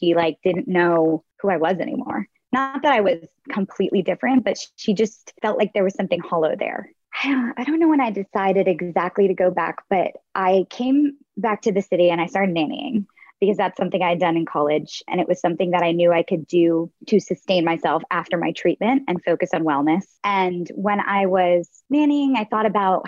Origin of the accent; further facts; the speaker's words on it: the North, United States; moved away as an adult; also born or lived in Nashville / New York; I'm from the North